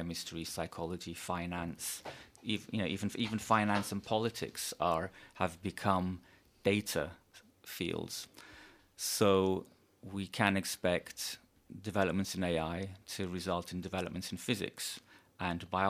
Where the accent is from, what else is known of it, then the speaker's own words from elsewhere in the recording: Turkey; now in Los Angeles, United States; I'm from Turkey, and I spent the pandemic in a small village in the Mediterranean in Turkey